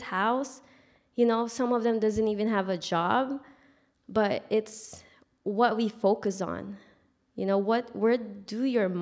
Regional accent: Philippines; moved away; I grew up in the Philippines.

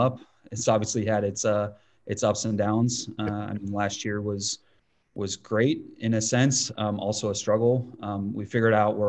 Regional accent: Northeast Ohio, United States; I grew up in Ohio, Northeast Ohio.

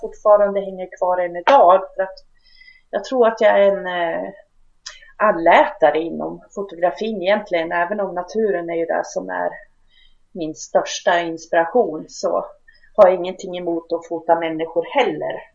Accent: Hälsingland, Gävleborg County, Sweden; moved away as an adult; now in Ockelbo, Sweden; men jag är ju hälsing, bor nu några kilometer ifrån hälsingegränsen, så jag kallar mig närhälsing

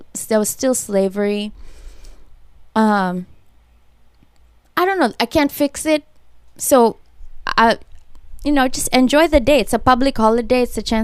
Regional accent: Kenya; moved away as an adult; now in Los Angeles, United States; I'm from Kenya.

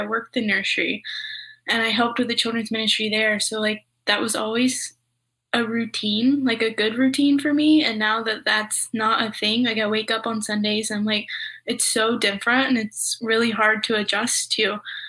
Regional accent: Georgia, United States; moved away; like I'm from Georgia, and so I'm still like living in community with them.

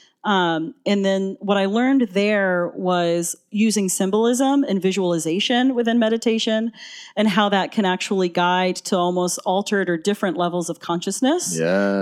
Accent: Atlanta, Georgia, United States; also born or lived in Boston; I'm from Atlanta, but I'd moved to Boston.

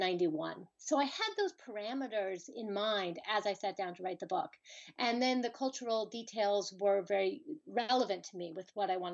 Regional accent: California, United States; moved away as an adult; also born or lived in Colorado; I'm from California, but my family is very East Coast centric. My parents are New York Jews, and they ended up raising us in California for their work.

